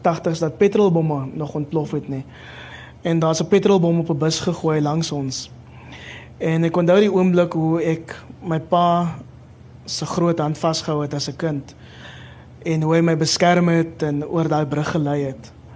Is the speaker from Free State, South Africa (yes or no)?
no; Cape Town, Western Cape, South Africa; also born or lived in Kraaifontein; ek het in Mitchells Plain groot geword